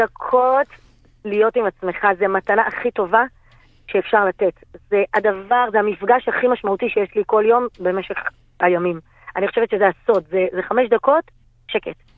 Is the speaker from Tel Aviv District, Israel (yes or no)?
yes; Bnei Brak, Tel Aviv District, Israel; אני גדלתי בבני ברק